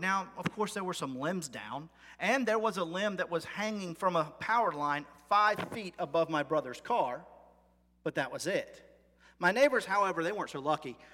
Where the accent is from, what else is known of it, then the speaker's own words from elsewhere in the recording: United States; as an American, my whole life